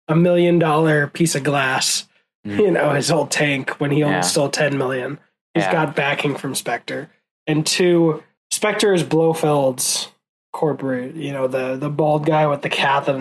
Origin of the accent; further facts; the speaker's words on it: Ireland; I think we just lost Ireland, even though I'm Irish.